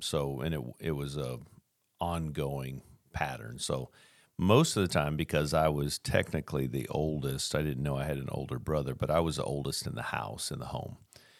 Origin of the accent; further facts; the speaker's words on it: Tacoma, Washington, United States; born there; I was born in Tacoma, Washington